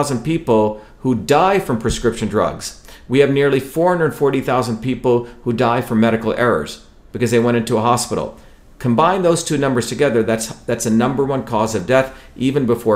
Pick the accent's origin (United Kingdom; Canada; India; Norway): India; moved away; growing up in India